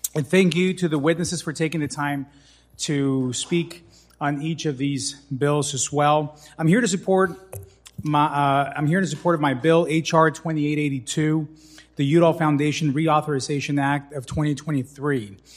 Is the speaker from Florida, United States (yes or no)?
no; Tucson, Arizona, United States; my hometown of Tucson